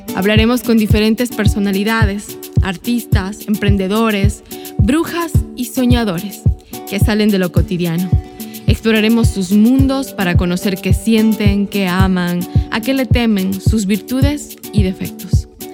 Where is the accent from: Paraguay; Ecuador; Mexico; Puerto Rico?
Ecuador; moved away as an adult; now in New York, United States; Soy migrante, soy ecuatoriana